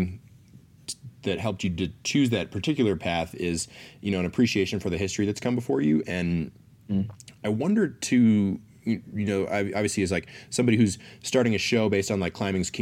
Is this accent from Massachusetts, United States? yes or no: yes; outside of Boston, Massachusetts, United States; I grew up outside of Boston